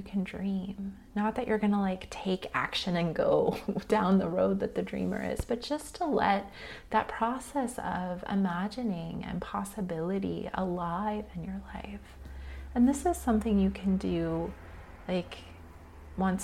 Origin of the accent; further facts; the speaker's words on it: United States; especially as modern American humans who've been raised in a capitalist society